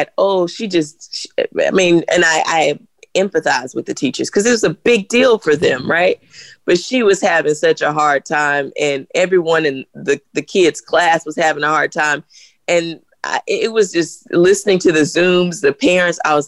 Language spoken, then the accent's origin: English; the South, United States; I grew up in the South